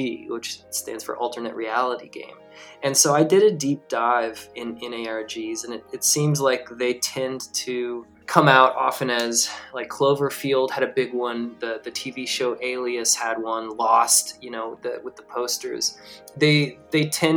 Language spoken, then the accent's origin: English; Atlanta, Georgia, United States; I'm from Atlanta